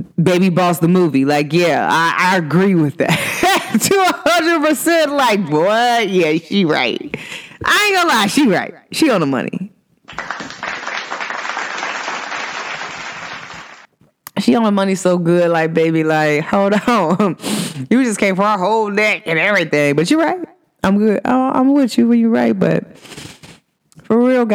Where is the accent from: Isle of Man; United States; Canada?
United States; Cincinnati, Ohio; I'm from Cincinnati